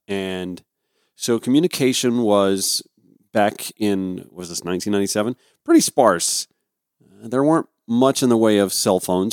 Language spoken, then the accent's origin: English; Augusta, Georgia, United States; my hometown of Augusta, Georgia